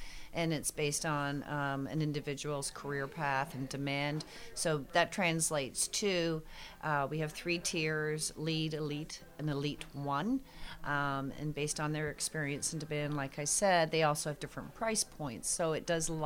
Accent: Canada; moved away as an adult; now in Fredericksburg, United States; I'm from Canada

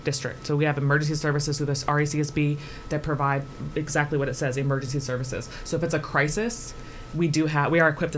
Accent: Fredericksburg, Virginia, United States; I was born and raised in Fredericksburg

